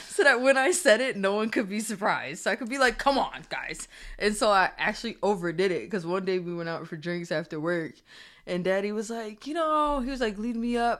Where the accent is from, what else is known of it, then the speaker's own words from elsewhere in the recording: Springfield, Massachusetts, United States; also born or lived in Maryland; now in New Jersey, United States; I'm from Springfield, Massachusetts. I represent Springfield, Massachusetts.